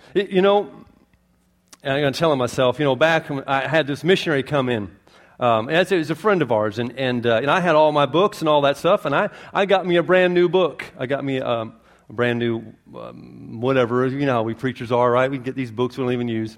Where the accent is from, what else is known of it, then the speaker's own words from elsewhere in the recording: Florida, United States; accent: not Southern; I'm from Florida